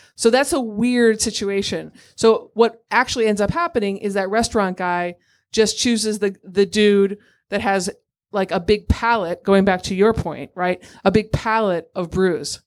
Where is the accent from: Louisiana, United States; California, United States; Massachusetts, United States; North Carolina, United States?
Massachusetts, United States; now in New York City, United States; I grew up in Massachusetts and I live in New York City.